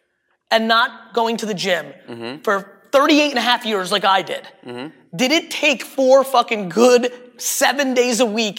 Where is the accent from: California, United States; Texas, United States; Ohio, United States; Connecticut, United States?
Connecticut, United States; Greenwich; Growing up in Greenwich, third generation wealthy, you and I are different.